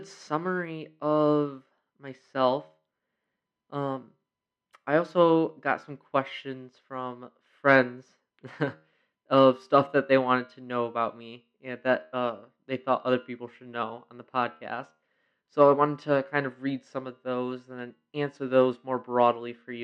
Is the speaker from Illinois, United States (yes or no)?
no; Rochester, New York, United States; I was born and raised in Rochester, New York